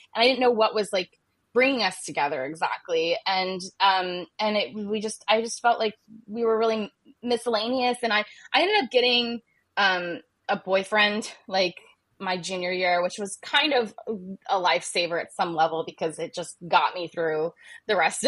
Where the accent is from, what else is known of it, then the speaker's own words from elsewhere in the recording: Ohio, United States; moved away; I was raised uh, in Ohio and uh, I grew up in Ohio